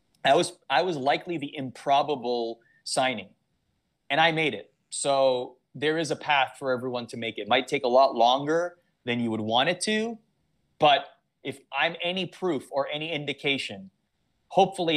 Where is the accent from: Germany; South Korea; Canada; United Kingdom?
Canada; Toronto, Ontario; I grew up in Toronto